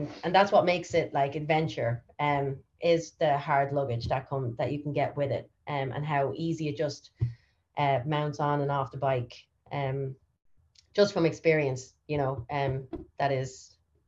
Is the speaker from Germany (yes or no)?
no; Ireland; moved away as an adult; also born or lived in United States; now that I've returned home from America, and I was just in America for 6 years